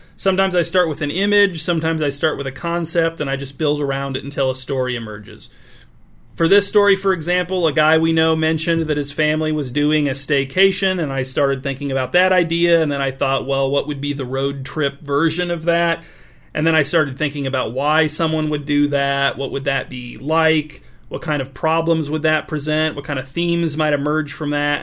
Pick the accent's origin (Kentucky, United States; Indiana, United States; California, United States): Indiana, United States; North Webster; North Webster, Indiana, which is my hometown.